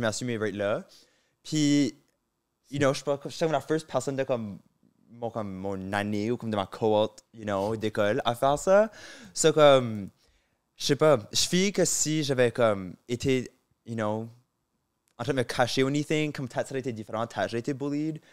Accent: Moncton, New Brunswick, Canada; accent: southeast New Brunswick Acadian; first language French; moved away; j'ai l'accent pur du sud-est

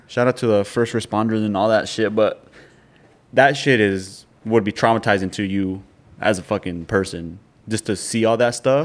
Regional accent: Nebraska, United States; we grew up in Nebraska, like small town

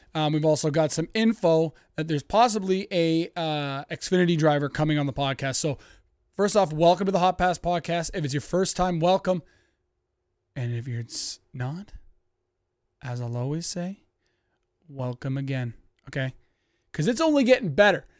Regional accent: Canada; I'm Canadian

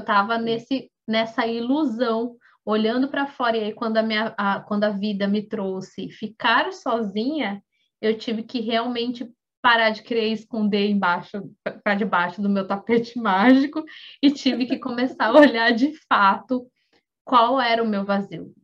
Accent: Brazil; now in Japan; a gente é brasileira, eu e a Mana …

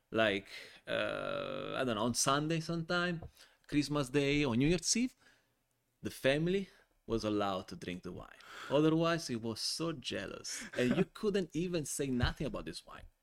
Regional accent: Vigevano, Lombardy, Italy; English is a second language; moved away as an adult; also born or lived in Calabria, Italy / Virginia, United States; now in United States; then I grew up in Milan. Actually, it's a small city near to Milan, half an hour, called Vigevano. So let's say I was aging in that town, and then I was released in American market uh, five years ago, almost six.

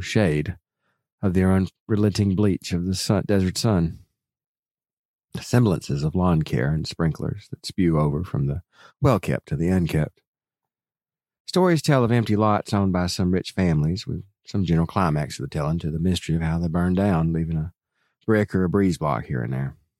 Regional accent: hometown of Howard Finster, Georgia, United States; moved away; right from my hometown

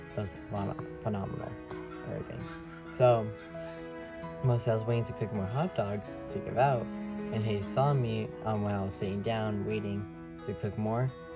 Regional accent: Orlando, Florida, United States; also born or lived in Bronx, New York; I was born in New York in the Bronx, and then moved um, to Orlando after a few months.

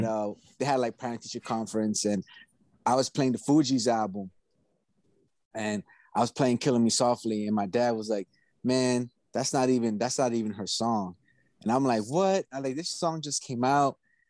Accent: New York City, New York, United States; I was born and raised in New York, Booth Memorial Hospital, Flushing, Queens.

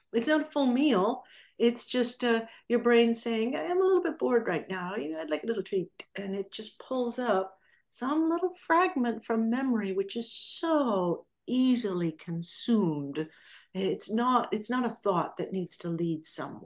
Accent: Southern California, United States; I grew up in Southern California

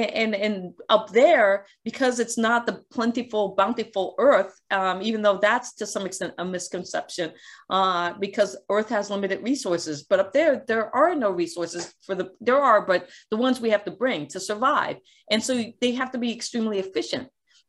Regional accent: Guam; born there; I was born on Guam because my dad was working at the NASA tracking station during the Apollo missions.

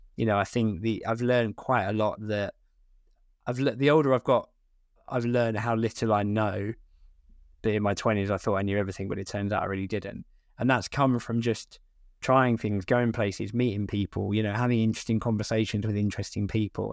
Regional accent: Essex, East of England, United Kingdom; moved away; I'm from Essex originally

